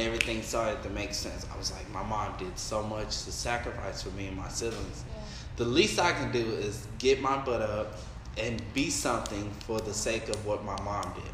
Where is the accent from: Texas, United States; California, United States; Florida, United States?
Texas, United States; I'm from Texas